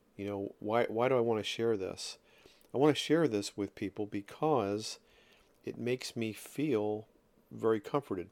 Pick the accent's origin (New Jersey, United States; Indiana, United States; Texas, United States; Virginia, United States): New Jersey, United States; Ocean City; I'm from South Jersey, Ocean City to be specific. And I grew up on the beach there